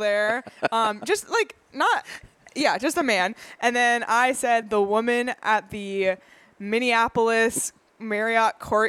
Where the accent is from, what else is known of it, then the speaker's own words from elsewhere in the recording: Canada; I don't feel like I'm in my home country of Canada.